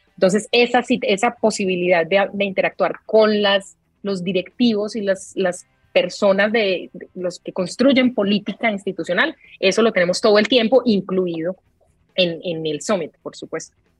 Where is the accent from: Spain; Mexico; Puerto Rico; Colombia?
Colombia; soy colombiana y mi acento